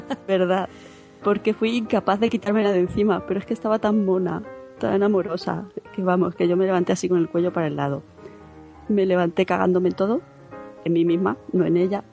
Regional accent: Albacete, Castilla-La Mancha, Spain; moved away as an adult; now in Madrid, Spain; aunque soy de Albacete, llevo 8 años ya en Madrid

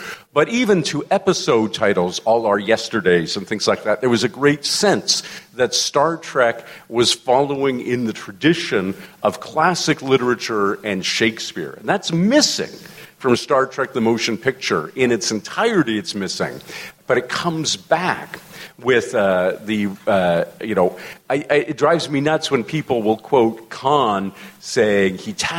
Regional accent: Canada; as a Canadian

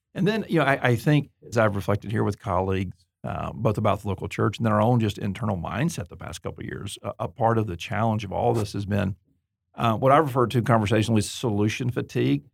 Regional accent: Auburn, Alabama, United States; I'm from Deep South, Alabama, Auburn

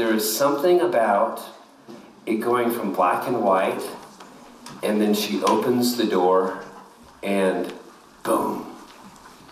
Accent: Kansas, United States; I was born in Kansas

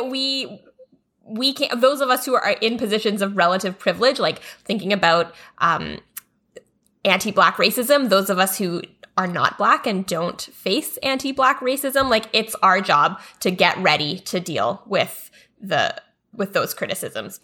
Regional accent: Canada; a big part of Canadian identity was the idea that we're not American. Like, that was one of the best things about being Canadian is that we are better than the U S

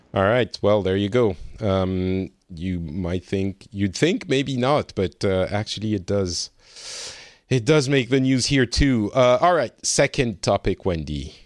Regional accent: France; now in Finland

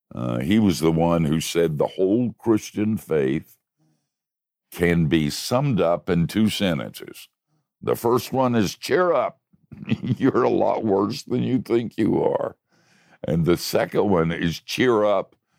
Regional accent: Oviedo, Florida, United States; my hometown of Oviedo

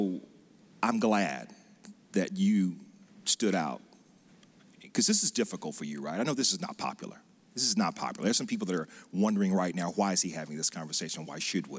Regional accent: West Point, Mississippi, United States; where I grew up in Mississippi in West Point

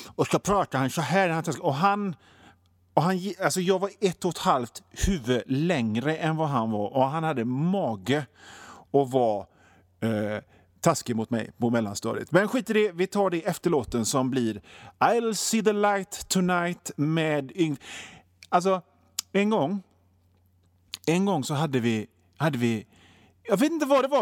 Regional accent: Sweden

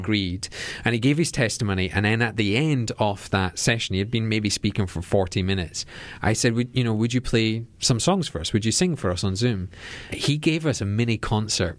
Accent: Edinburgh, Scotland, United Kingdom; our church that sits right in the middle of Edinburgh

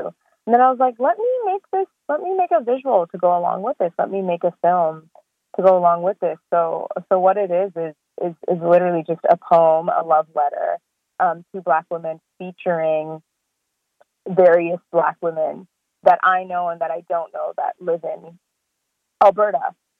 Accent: South Africa; also born or lived in Swaziland / Australia; now in Canada; I was born in Swaziland and grew up in South Africa and Australia and then moved to Canada.

